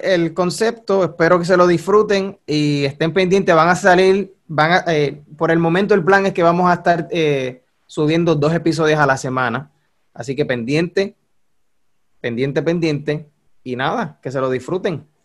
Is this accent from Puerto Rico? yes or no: yes; Puerto Rico; accent: boricua; tenemos el acento boricua, somos puertorriqueños los dos